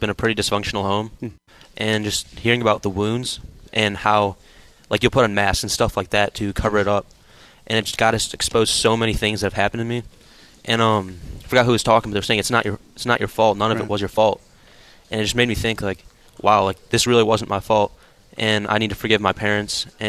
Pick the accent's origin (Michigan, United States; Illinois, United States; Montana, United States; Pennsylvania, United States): Michigan, United States; I'm from Michigan